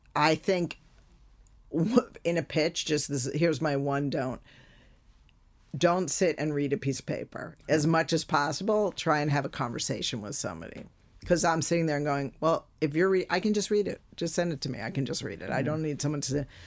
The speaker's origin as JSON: {"language": "English", "country": "United States", "said": "as an American"}